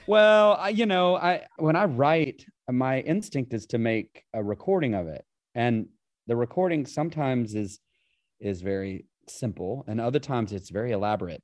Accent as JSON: {"language": "English", "region": "Appalachia", "country": "United States", "tie": "born or raised there", "said": "I grew up in Appalachia"}